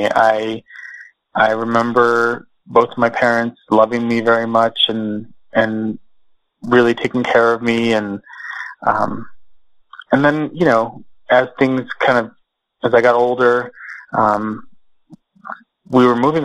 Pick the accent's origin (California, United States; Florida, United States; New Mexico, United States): New Mexico, United States; Socorro; also born or lived in Texas; I was born in Socorro, New Mexico, which is a small town.